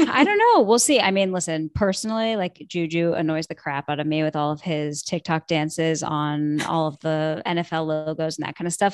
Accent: Buffalo, New York, United States; moved away as an adult; now in Portland, United States; I'm originally from Buffalo, big Bills fan

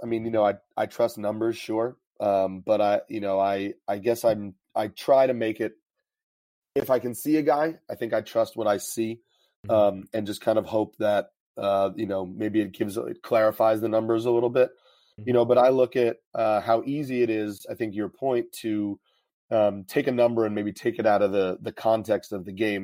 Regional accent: New York, United States; I'm from New York, so the Yankees are on all the time.

